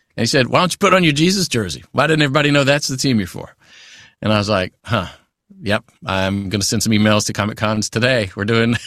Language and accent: English; Natchitoches, Louisiana, United States; accent: southern; Steel Magnolias, which is filmed here in, in my hometown where I live in Louisiana